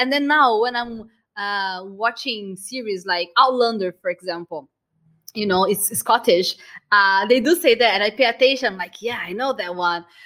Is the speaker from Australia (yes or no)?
no; Brazil; moved away; I'm Brazilian